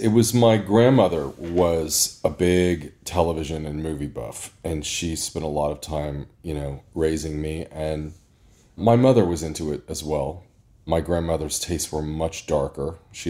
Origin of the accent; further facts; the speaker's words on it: Indianapolis, Indiana, United States; I was born and raised in Indianapolis, Indiana.